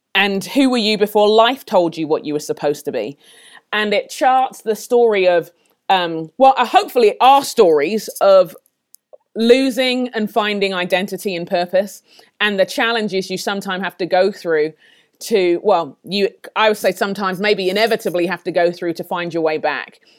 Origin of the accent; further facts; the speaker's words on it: London, United Kingdom; moved away as an adult; my parents are Nigerian, but I grew up in London, in England. Um, moved here about fourteen years ago